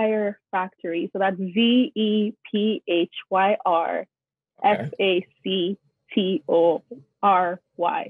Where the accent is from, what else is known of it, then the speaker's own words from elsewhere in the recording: Nigeria; I'm Nigerian, I'm African